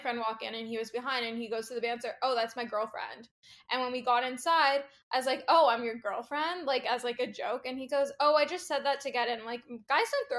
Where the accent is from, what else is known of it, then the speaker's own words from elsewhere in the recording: Toronto, Ontario, Canada; I'm from Toronto, Canada